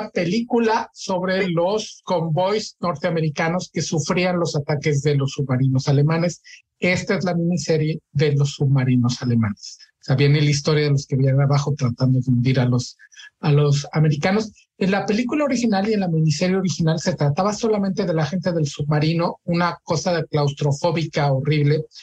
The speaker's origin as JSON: {"language": "Spanish", "country": "Mexico", "said": "No soy tan viejo y soy mexicano."}